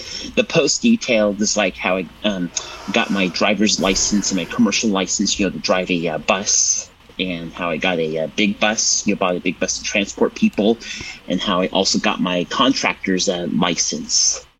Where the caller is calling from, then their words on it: Templeton, California, United States; I am part of the ACB Community Calls and Habit for going on a month now. I come to you from Templeton, California.